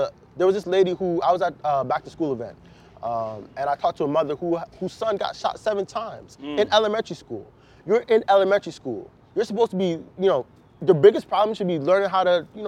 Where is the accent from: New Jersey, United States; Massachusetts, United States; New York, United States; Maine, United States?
New Jersey, United States; suburbs of; moved away as an adult; now in Philadelphia, United States; I was born in Philly, but I grew up in the suburbs of New Jersey